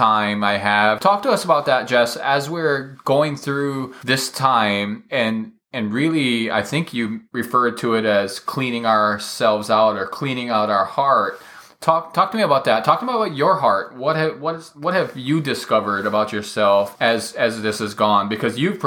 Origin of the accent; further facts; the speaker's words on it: Hawaii, United States; I'm from Hawaii